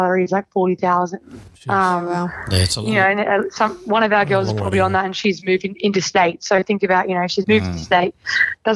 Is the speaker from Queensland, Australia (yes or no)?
no; Sydney, New South Wales, Australia; I'm from Sydney, so I have a mortgage in Sydney